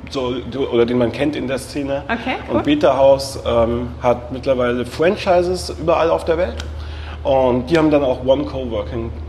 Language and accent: German; Würzburg, Bavaria, Germany; now in Berlin, Germany; Ich komme aus Würzburg eigentlich, bin aber schon vor 15 Jahren oder so nach Berlin gezogen.